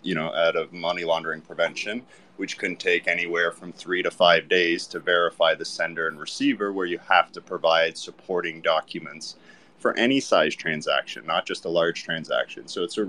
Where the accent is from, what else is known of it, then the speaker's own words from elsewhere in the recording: Canada; now in Saint Kitts and Nevis; I grew up in Canada